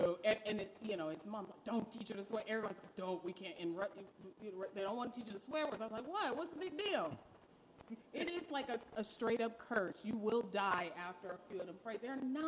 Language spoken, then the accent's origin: English; Detroit, Michigan, United States; I touched on Philly, but I grew up in Detroit, Michigan.